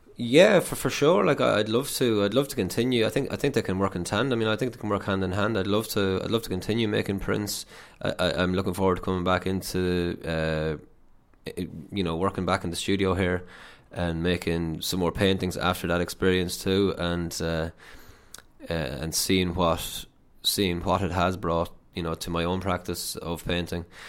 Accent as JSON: {"language": "English", "town": "Athlone", "region": "Leinster", "country": "Ireland", "also_born_or_lived": "Limerick", "moved": "as an adult", "said": "I'm from Athlone, uh, so I left home, went down to Limerick"}